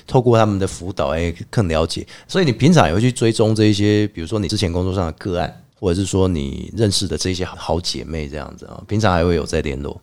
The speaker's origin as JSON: {"language": "Chinese", "country": "Taiwan", "said": "我们台湾人有一个观念，就是祖先永远比我们大"}